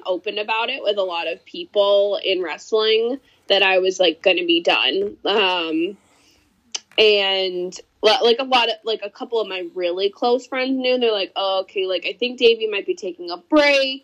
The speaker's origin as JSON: {"language": "English", "town": "Rutland", "region": "Massachusetts", "country": "United States", "tie": "born or raised there", "also_born_or_lived": "North Brookfield, Massachusetts / Holden, Massachusetts", "lives_now": "Uxbridge, United States", "said": "I grew up in Rutland."}